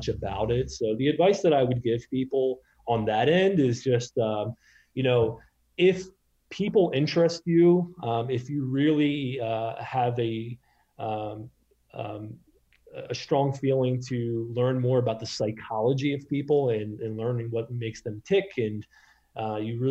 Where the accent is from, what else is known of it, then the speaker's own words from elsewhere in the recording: Maryland, United States; moved away as an adult; also born or lived in Boston / New York City; now in San Francisco, United States; I grew up in Maryland